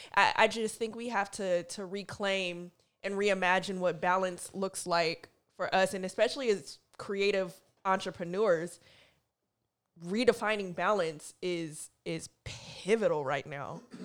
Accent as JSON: {"language": "English", "town": "Oakland", "region": "California", "country": "United States", "tie": "born or raised there", "also_born_or_lived": "Seattle", "moved": "as an adult", "lives_now": "New York, United States", "said": "I grew up in Oakland, grew up in a town"}